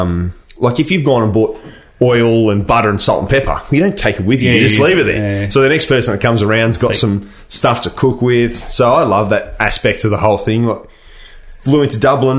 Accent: Penrith, New South Wales, Australia; also born or lived in Melbourne / Bronte, Sydney; now in Sydney, Australia; I'm the boy from Penrith... Via Melbourne, now at Bronte / Waverley

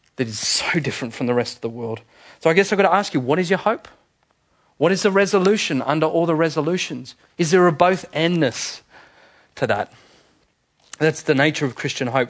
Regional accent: Manly, New South Wales, Australia; I was born in Manly Hospital

